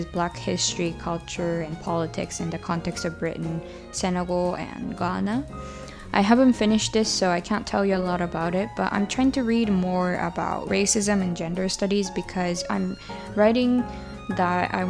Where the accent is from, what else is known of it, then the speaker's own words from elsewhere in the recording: Japan; now in United Kingdom; Growing up in Japan and or in a traditional Japanese family culture